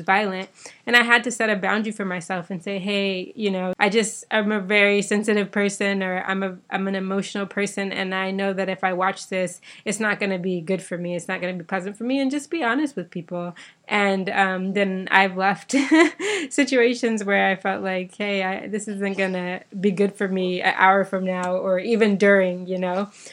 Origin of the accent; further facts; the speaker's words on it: Bahamas; me growing up in the Bahamas